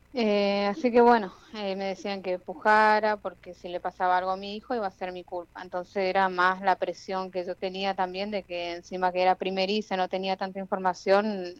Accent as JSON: {"language": "Spanish", "town": "Jardín América", "region": "Misiones", "country": "Argentina", "said": "yo soy de Jardín América Misiones"}